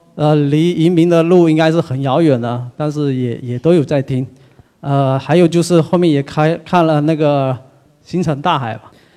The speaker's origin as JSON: {"language": "Chinese", "town": "Ningde", "region": "Fujian", "country": "China", "said": "我是来自宁德的"}